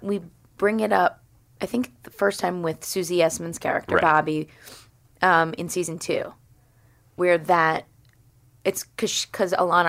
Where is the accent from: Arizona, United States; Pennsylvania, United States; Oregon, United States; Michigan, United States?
Pennsylvania, United States; Wayne; Yeah, I'm from Wayne, but that's like...